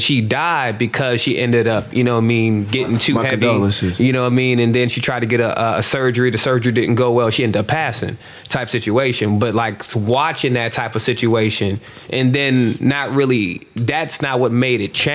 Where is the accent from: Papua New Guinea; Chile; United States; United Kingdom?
United States; North Carolina; I'm from North Carolina